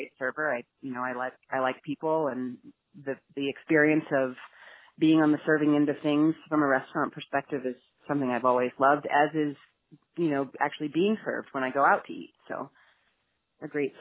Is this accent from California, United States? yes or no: no; New York City, New York, United States; growing up in New York City